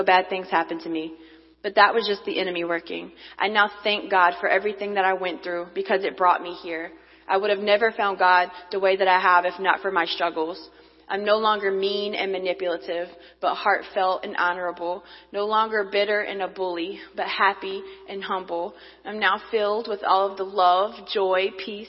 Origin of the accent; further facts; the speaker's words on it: North Carolina, United States; born and raised in North Carolina.